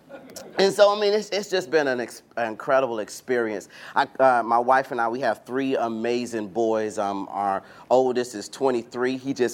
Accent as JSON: {"language": "English", "town": "Atlanta", "region": "Georgia", "country": "United States", "said": "we're from Atlanta where, you know, we shut down our schools when it's going to be too cold or we have snow flurries and all that stuff."}